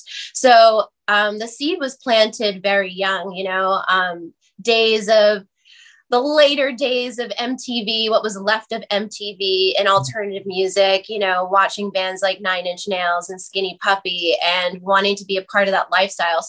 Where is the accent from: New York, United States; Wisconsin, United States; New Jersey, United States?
New Jersey, United States; I grew up in New Jersey, 15 minutes over the George Washington Bridge